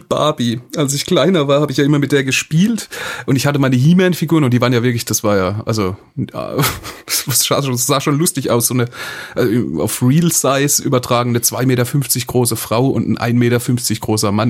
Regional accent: Hoffenheim, Baden-Württemberg, Germany; ich komme aus Hoffenheim, Sinsheim ist direkt nebendran

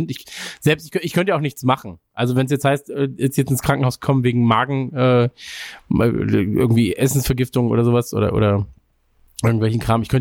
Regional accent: Germany; als Deutscher ist man ja auch nicht

